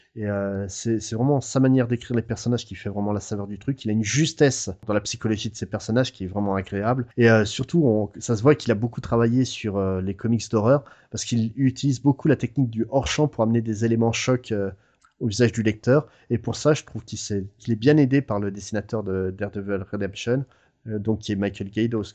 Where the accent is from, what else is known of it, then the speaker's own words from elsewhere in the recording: France; nous en France